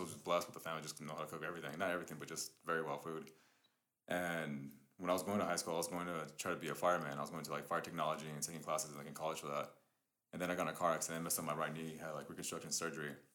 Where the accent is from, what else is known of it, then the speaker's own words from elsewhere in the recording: Riverside, California, United States; also born or lived in East Los Angeles; I was born in uh, East LA, and we moved to Riverside. I think I was like seven, eight around that time.